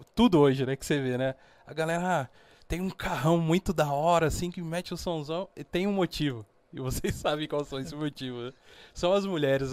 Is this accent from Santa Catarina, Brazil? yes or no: no; São Paulo, Brazil; also born or lived in Minas Gerais; Cheguei em São Paulo. É, eu na, sou nascido em Minas